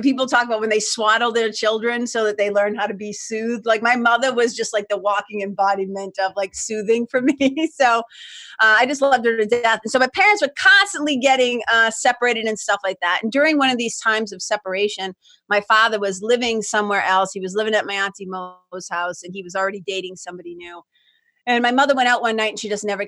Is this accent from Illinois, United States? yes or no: no; Lawrence, Massachusetts, United States; moved away as an adult; also born or lived in Boston, Massachusetts / Los Angeles, California; now in New Hampshire, United States; I grew up in Lawrence, Mass, which is like 30 miles, little mill town, immigrant city, 30 miles north of Boston